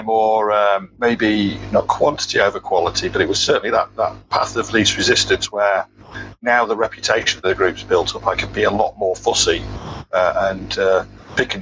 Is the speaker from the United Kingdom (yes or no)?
yes; United Kingdom; being quite British and polite